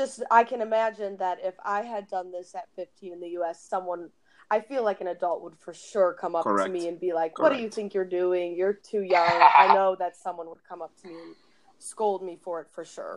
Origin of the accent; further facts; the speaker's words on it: Midwest, United States; moved away as an adult; also born or lived in Chicago; now in Copenhagen, Denmark; I'm from the Midwest, so I experience horrendous winters